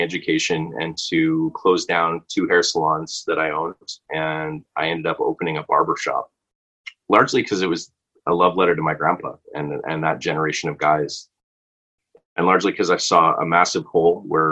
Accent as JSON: {"language": "English", "country": "Canada", "also_born_or_lived": "Vancouver", "said": "being Canadian"}